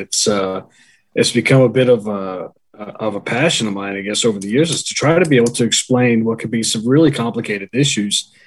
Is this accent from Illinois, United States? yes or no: no; Londonderry, New Hampshire, United States; moved away as an adult; I grew up in New Hampshire.